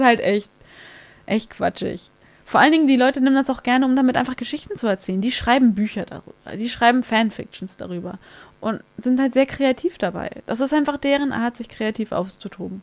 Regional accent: Hamburg, Germany; ich bin auf der Reeperbahn groß geworden

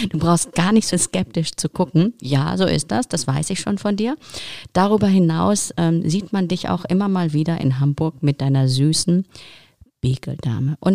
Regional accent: Ukraine; moved away; Ich komme ursprünglich aus der Ukraine, genau.

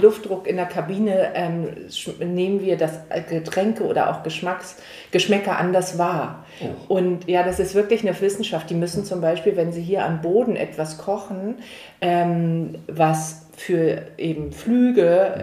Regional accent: Hamburg, Germany; dass ich in Hamburg geboren wurde

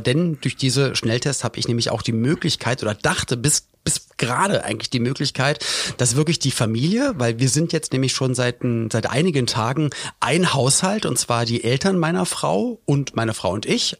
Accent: Berlin, Germany; gab's alte Berliner Tradition oder Spandauer Tradition, wo ich herkomme

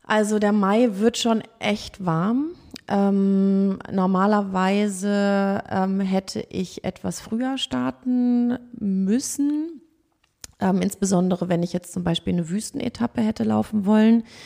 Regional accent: Hamburg, Germany; aus Hamburg

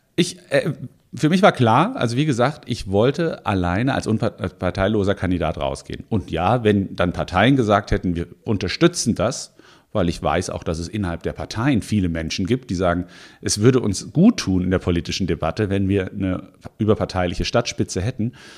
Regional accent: Offenbach district, Frankfurt area, Hesse, Germany; now in Mainz, Germany; ich bin im, äh, im Raum ähm, Frankfurt aufgewachsen, im Kreis Offenbach fairerweise

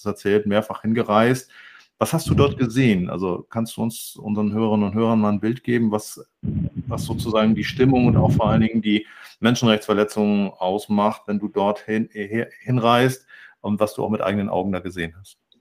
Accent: Hamburg, Germany; ich selber bin ja auch Hamburger

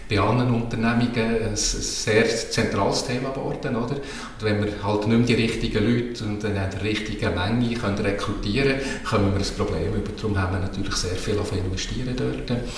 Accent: Basel-Landschaft, Switzerland; Ich komme aus Oberbaselbiet und, und bringe natürlich das mit.

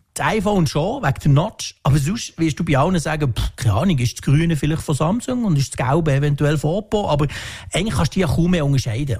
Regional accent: Switzerland; bei uns in der Schweiz

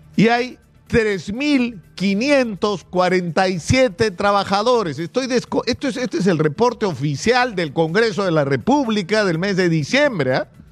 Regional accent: Peru; como cualquier peruano, como cualquier peruano promedio

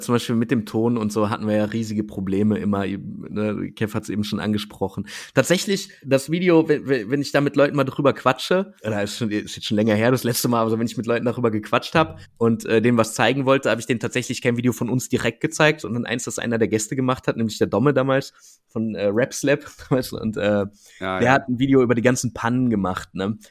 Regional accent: Wuppertal, North Rhine-Westphalia, Germany; ich bin ja selber aus Wuppertal

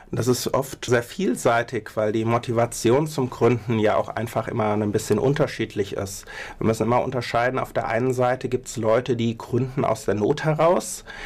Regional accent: Mainz, Rhineland-Palatinate, Germany; moved away; also born or lived in Berlin; eigentlich bin ich Mainzer

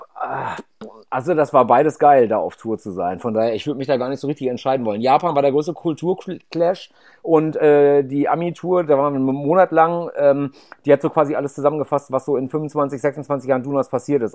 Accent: North Rhine-Westphalia, Germany; ich komme auch aus einem aus dem Haushalt, wo damals halt unendlich viel Fleisch gegessen wurde

